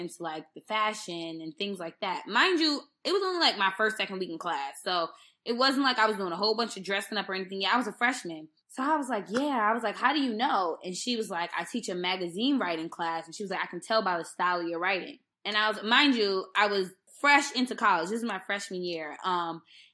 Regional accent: New York, United States; I grew up in New York

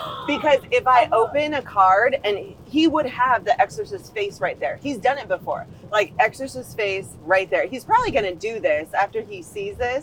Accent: Phoenix, Arizona, United States; moved away; also born or lived in St. Louis, Missouri; I'm from Phoenix, Arizona. There are no bugs here

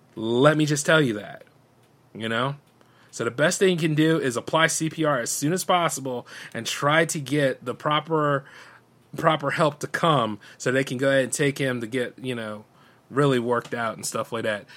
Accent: United States; I'm an American that lives in this country

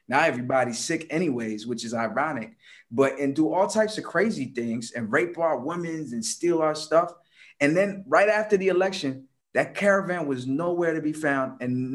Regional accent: Comoros; English is a second language; I come from the Comoros Islands. Let me tell you something about the Comoros Islands. You probably never heard of it, from Lower East Africa.

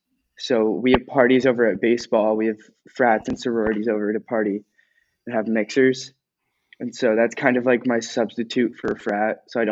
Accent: New York, United States; I am also from Alpaz. I'm directly across the street from co-host Tim here.

